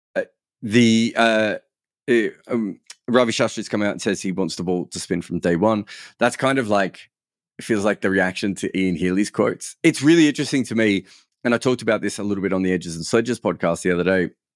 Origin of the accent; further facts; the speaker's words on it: Australia; now in United Kingdom; I'm Australian